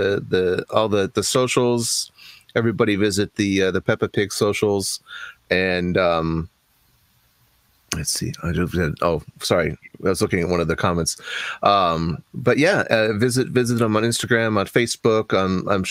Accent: Anaheim, California, United States; I grew up in Anaheim, right near Disneyland as well.

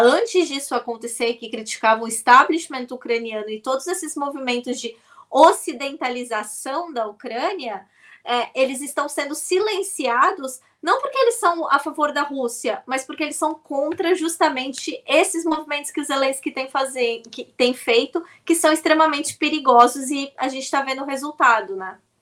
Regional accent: Brazil; nós, como brasileiros

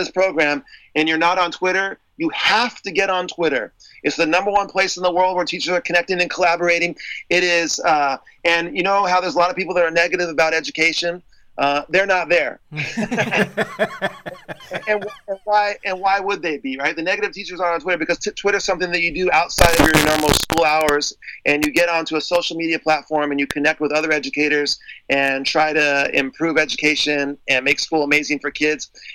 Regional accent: San Diego, California, United States; I'm from San Diego.

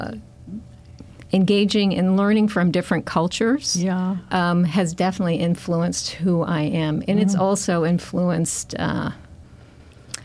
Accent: United States; how I see myself as an American

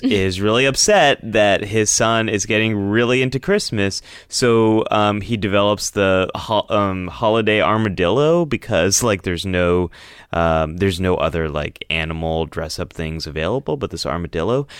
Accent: Northern California, United States; born or raised there

